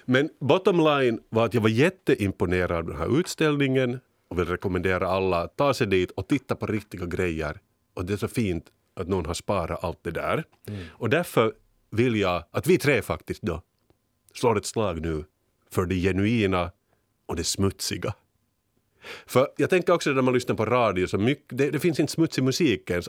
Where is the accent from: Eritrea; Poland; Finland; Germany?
Finland; som vi finländare